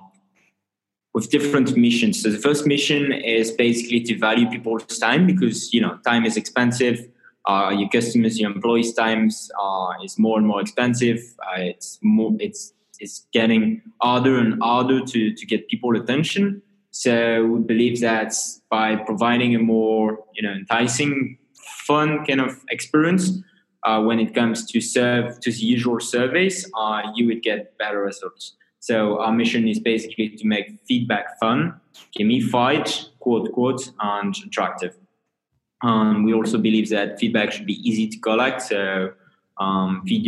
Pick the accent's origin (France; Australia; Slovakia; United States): France; northern France; I have a French background. So I'm hailing from France in a lovely town in the north of France